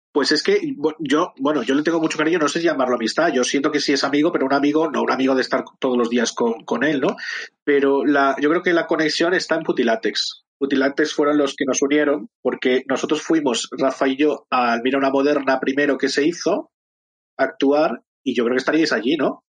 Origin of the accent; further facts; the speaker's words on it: Madrid, Community of Madrid, Spain; Yo soy de Madrid, de Chamberí